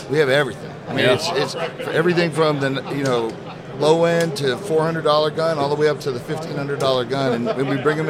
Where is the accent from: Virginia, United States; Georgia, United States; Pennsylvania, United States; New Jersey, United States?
New Jersey, United States; we were raised in New Jersey